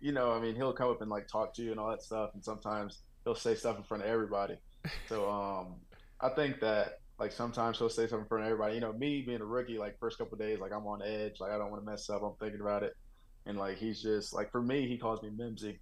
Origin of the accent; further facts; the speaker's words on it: Texas, United States; also born or lived in Oklahoma; now in Denver, United States; I grew up in Texas. moved to Oklahoma